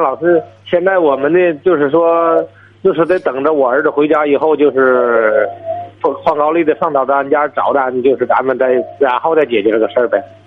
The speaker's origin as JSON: {"language": "Chinese", "town": "Qinhuangdao", "region": "Hebei", "country": "China", "said": "我是河北省清华岛的"}